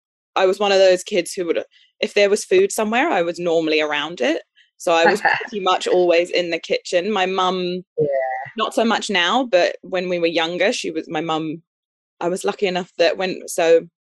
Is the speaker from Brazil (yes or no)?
yes; Brazil; born there; I was born in Brazil. My dad's English. My mum's a Kiwi.